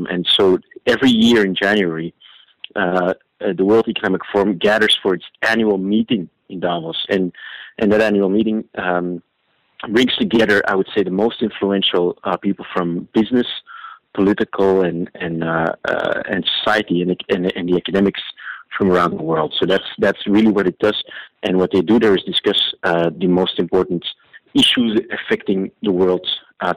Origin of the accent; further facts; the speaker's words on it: Belgium; I come from Belgium